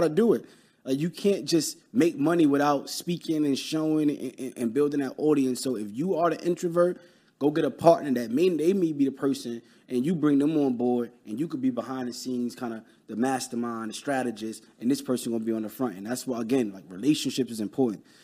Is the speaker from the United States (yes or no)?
yes; New York City, New York, United States; I'm from Brooklyn